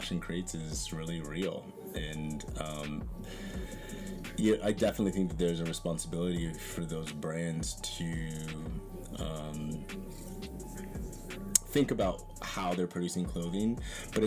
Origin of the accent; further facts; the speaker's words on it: Northern Idaho, United States; Growing up in Northern Idaho